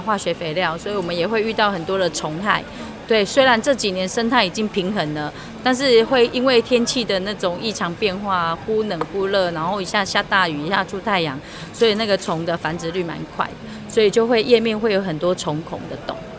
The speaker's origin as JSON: {"language": "Chinese", "country": "Taiwan", "said": "我们台湾人其实真的很爱逛农，农夫市集"}